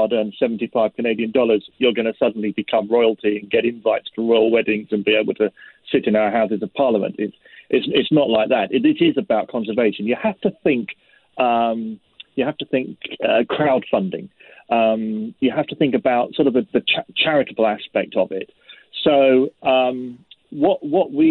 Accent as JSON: {"language": "English", "region": "London", "country": "United Kingdom", "tie": "born or raised there", "said": "I'm a Londoner. I was born and bred in London. I'm as English as English is"}